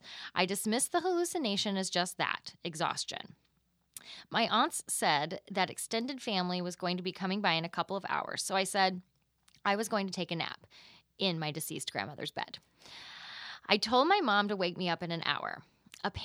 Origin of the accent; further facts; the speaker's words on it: Texas, United States; I keep them private because I'm from Texas.